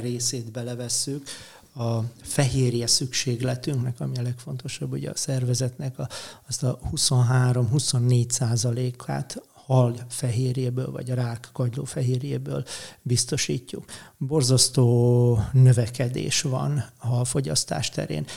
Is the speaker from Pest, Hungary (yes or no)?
yes; Érd, Pest, Hungary; Én eredetileg érdi születésű vagyok, és a Dunától egy 800 méterre laktam.